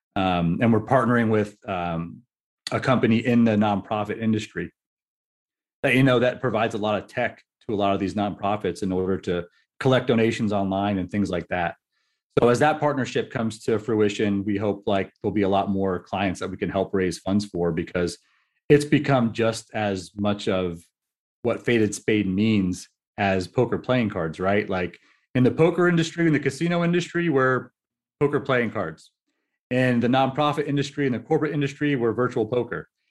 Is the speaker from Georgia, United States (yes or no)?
no; New Jersey, United States; I'm from New Jersey